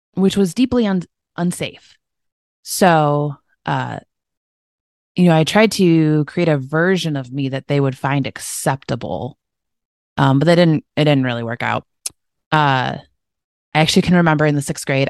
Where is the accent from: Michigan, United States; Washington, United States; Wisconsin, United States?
Michigan, United States; grew up in Michigan, uh, in the United States